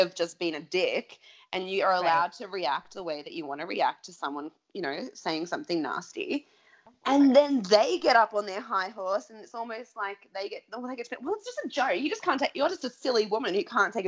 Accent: Melbourne, Victoria, Australia; moved away; I'm from Melbourne

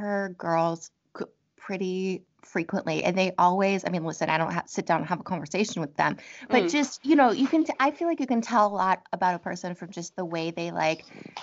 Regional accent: United States; an American

